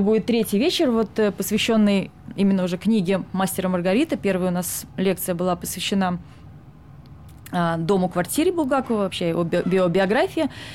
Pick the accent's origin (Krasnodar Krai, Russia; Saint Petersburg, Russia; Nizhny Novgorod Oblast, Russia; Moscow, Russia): Saint Petersburg, Russia; now in Sweden; я из Питера, и всегда жила Питером исключительно